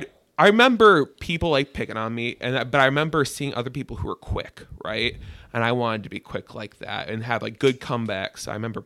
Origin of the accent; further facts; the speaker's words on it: Upper Peninsula of Michigan, United States; moved away as an adult; now in Detroit, United States; So I moved down here for a big boy job. I'm originally from the Upper Peninsula of Michigan